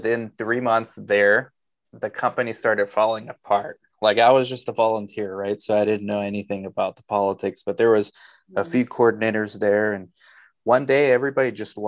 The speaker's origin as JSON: {"language": "English", "town": "Los Angeles", "region": "California", "country": "United States", "tie": "born or raised there", "also_born_or_lived": "Romania / Arizona", "said": "We moved to LA when I was two."}